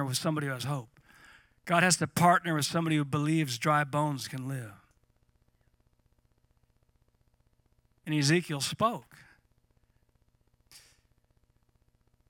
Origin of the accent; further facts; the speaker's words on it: Eureka, California, United States; now in Redding, United States; I grew up in North Coast of California near Eureka in Redwood Tree Country.